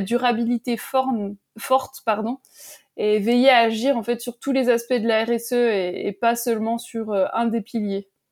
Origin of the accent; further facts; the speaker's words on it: Métabief, Jura, Bourgogne-Franche-Comté, France; la station de Métabier dans le Jura, bon, c'est ma terre natale